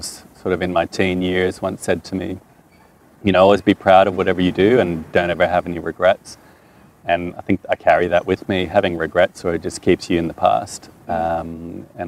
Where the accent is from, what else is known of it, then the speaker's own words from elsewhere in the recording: Toronto, Ontario, Canada; first language French; English is a second language; now in Albury, Australia; my first language is French. So I learned English watching Sesame Street in Toronto, Canada, when I was about 4 or 5